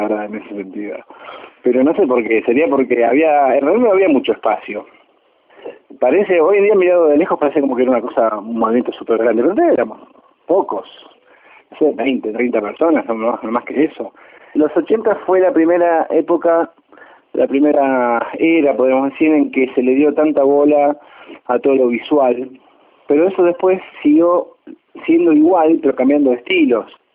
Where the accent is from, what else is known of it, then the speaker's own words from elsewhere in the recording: Rosario, Santa Fe, Argentina; moved away as an adult; now in Buenos Aires, Argentina; soy guitarrista, rosarino, viviendo en Buenos Aires desde hace más de 20 años.